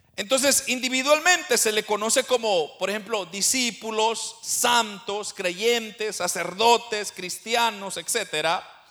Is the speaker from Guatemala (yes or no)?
yes; Guatemala; now in Canada; yo soy de Guatemala, pero yo he sido dispersado por, por el norte, ahora yo ya no estoy en mi país original